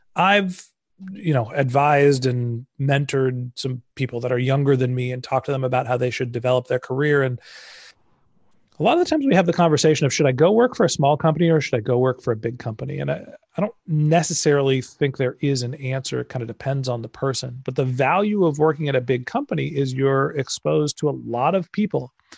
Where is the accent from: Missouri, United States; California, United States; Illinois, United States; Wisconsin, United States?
California, United States; Silicon Valley; I grew up in Silicon Valley